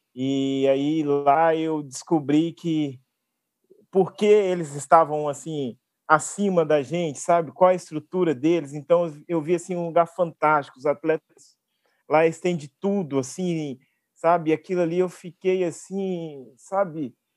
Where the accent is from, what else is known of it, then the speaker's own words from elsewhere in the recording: Belo Horizonte, Minas Gerais, Brazil; eu sou de Belo Horizonte